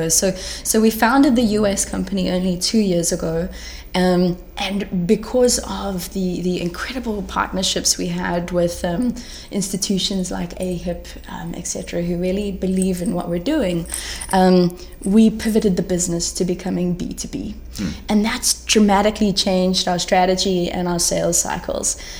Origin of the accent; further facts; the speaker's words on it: South Africa; from South Africa.